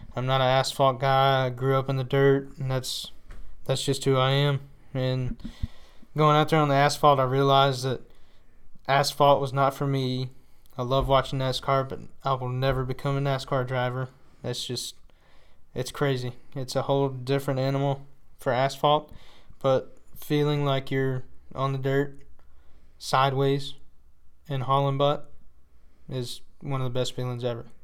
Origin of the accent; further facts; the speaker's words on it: Paris, Texas, United States; also born or lived in Powderly, Texas; I was born in Paris, Texas, but we live right outside of Paris, which is Powderly, and you know it's just country living